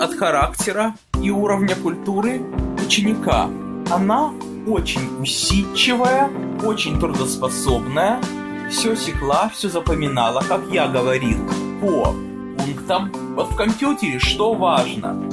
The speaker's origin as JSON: {"language": "Russian", "town": "Odesa", "region": "Odesa Oblast", "country": "Ukraine", "tie": "born or raised there", "moved": "yes", "said": "мы с ней из одного города родом, мы оба одесситы"}